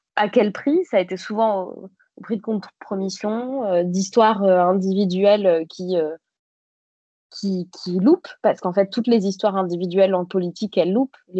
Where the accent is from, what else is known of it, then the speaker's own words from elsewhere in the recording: Bègles, Nouvelle-Aquitaine, France; moved away as an adult; also born or lived in Paris; je viens de Bègle, qui est une euh, ville à côté de Bordeaux